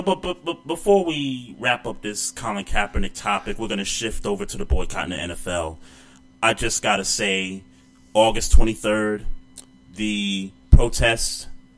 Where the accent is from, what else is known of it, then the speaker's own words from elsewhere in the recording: New York City, New York, United States; I'm from New York City. I know the hoods there.